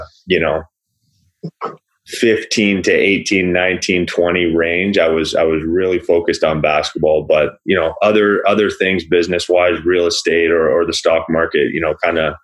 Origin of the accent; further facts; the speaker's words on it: Burlington, Ontario, Canada; When I was growing up in Burlington